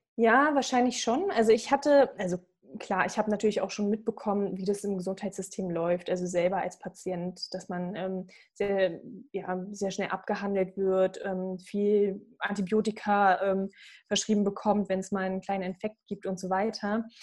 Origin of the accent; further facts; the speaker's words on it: Berlin, Germany; also born or lived in Croatia; Berlin angenommen worden, meiner Heimatstadt auch